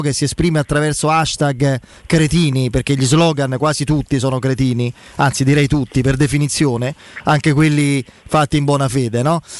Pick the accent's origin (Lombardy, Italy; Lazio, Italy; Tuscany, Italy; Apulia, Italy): Lazio, Italy; Rome; da romano